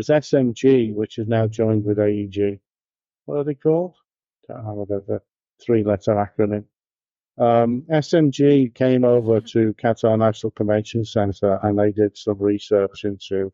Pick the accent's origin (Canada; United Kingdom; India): United Kingdom; Liverpool, North West England; moved away as an adult; also born or lived in Birmingham; now in United States; Liverpool, which is my hometown